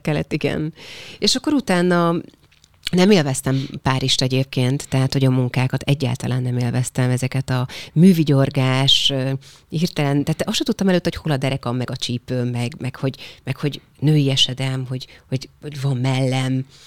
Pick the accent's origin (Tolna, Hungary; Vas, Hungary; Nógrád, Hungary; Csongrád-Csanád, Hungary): Nógrád, Hungary; also born or lived in Paris, France / United States; én bányás családból származom, és a bányát bezárták 94-95-ben, tehát amikor én pont amikor a gimit kezdtem 14 évesen